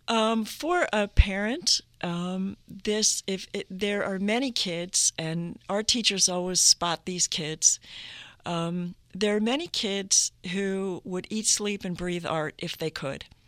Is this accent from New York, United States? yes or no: no; Duluth, Minnesota, United States; moved away; I, I grew up in northern Minnesota. I was born in Duluth, Minnesota